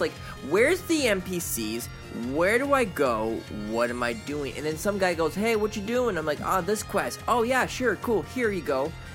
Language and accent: English; United States; I'm an American.